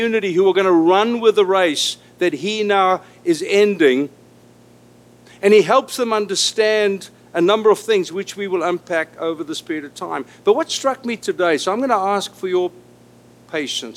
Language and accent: English; South Africa; first language Afrikaans; English is a second language; moved away as an adult; now in Los Angeles, United States; I was born an Afrikaner in South Africa